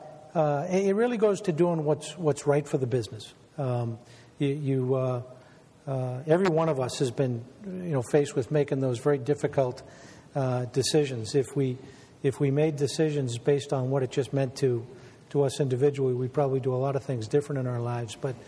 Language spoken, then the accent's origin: English; Weymouth, Massachusetts, United States; I grew up in Weymouth